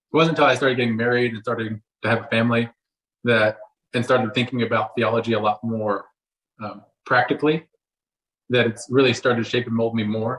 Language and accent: English; Texas, United States; moved away as an adult; now in Oklahoma City, United States; I was raised in Texas. Now I live in Oklahoma City